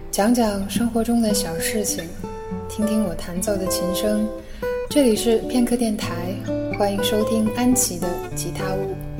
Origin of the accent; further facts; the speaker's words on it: Changchun, Jilin, China; accent: northern; 其实我是吉林人，我是吉林长春人。所以就是北方人的口音